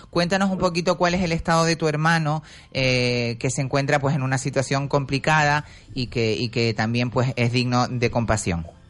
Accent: Canary Islands, Spain; somos canarios

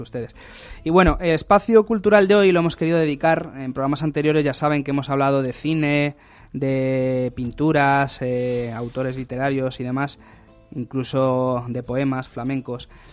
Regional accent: Mallorca, Balearic Islands, Spain; yo soy mallorquín, pero mi madre es también tarifeña

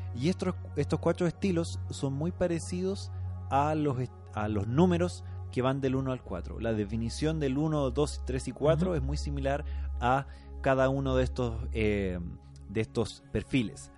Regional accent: Atacama, Chile; born or raised there; moved away

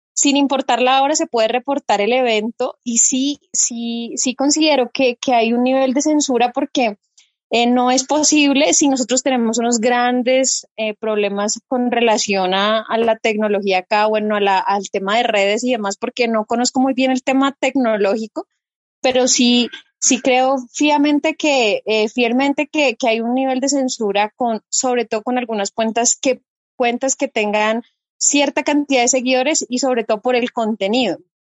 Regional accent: Popayán, Cauca, Colombia; soy de la ciudad de Popayán. Para quienes no conocen, estamos ubicados al suroccidente de Colombia

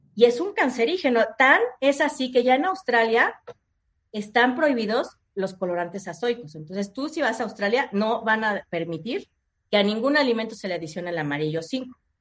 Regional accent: Mexico; somos mexicanos

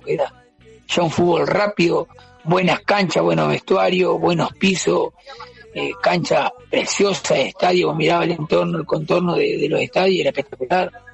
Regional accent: Paso de los Toros, Tacuarembó, Uruguay; moved away as an adult; also born or lived in Montevideo; Yo me fui en el 98 de acá de Paso los Toros

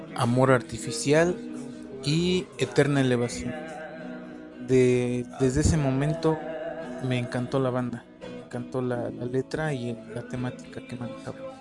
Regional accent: Puebla, Mexico; soy del estado de Puebla

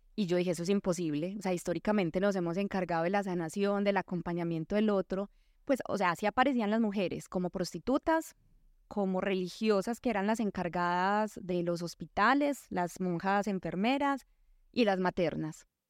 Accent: northeast of Antioquia, Colombia; en el nordeste, no solo porque fuera mi pueblo

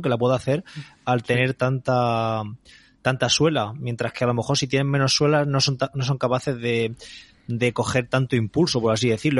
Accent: Calasparra, Region of Murcia, Spain; mi pueblo, de Calasparra

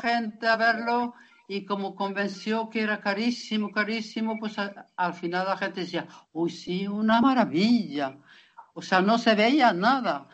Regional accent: Lapland, Norrbotten County, Sweden; yo soy de Laponia

